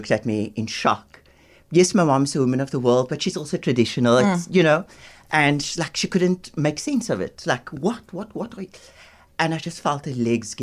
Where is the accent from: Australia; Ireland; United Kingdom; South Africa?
South Africa; Cape Town, Western Cape; where I grew up in Bonteville on the Cape Flats